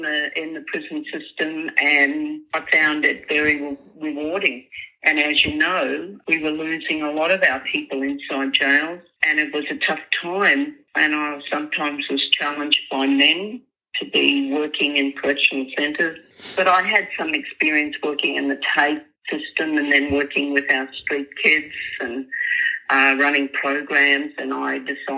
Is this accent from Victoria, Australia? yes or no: no; Cherbourg, Queensland, Australia; I was born on Waka Waka country, and I always recognise the Waka Waka people because that's showing respect to where I was born, and that's Cherbourg